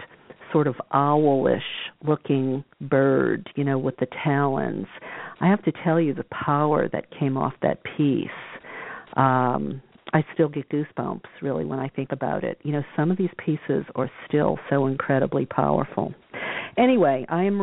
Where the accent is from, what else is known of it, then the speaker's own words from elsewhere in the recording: New Orleans, Louisiana, United States; I come from New Orleans